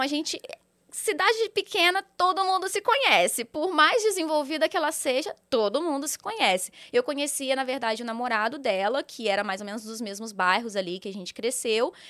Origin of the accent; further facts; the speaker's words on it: Volta Redonda, Rio de Janeiro, Brazil; moved away as an adult; now in São Paulo, Brazil; eu sou natural de Volta Redonda, Rio de Janeiro